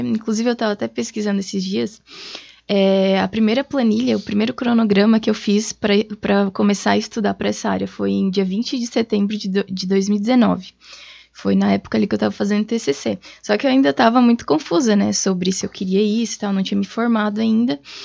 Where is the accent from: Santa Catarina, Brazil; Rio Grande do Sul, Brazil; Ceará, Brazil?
Santa Catarina, Brazil; Tubarão; moved away as an adult; now in Blumenau, Brazil; eu sou natural de Tubarão, Santa Catarina